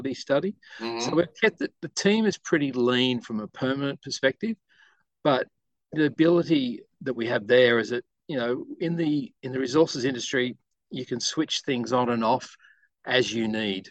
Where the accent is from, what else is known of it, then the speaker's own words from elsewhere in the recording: Inverell, New South Wales, Australia; moved away as an adult; now in Brisbane, Australia; I was born and raised in a very small country town in northern New South Wales called Inverell.